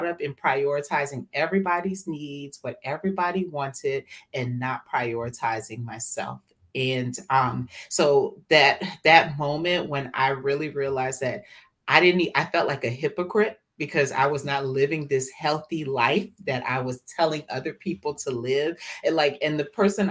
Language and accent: English; Atlanta, Georgia, United States; I am born and raised in Atlanta, Georgia, ATL, and to West African parents from Liberia, West Africa. So I'm first generation American